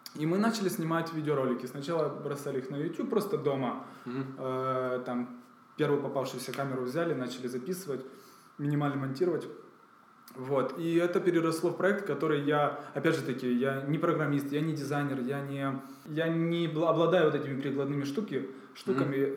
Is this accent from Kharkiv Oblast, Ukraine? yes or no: no; Kyiv, Ukraine; moved away as an adult; now in Kraków, Poland; я сам из Киева